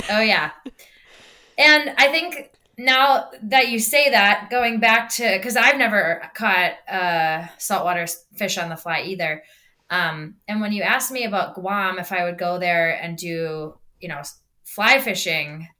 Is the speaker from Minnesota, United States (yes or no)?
yes; Minnesota, United States; I'm from Minnesota.